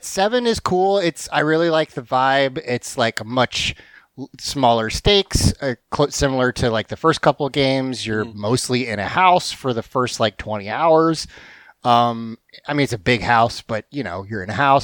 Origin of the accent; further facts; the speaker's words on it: the South, United States; the South has this reputation for being nice, but we're not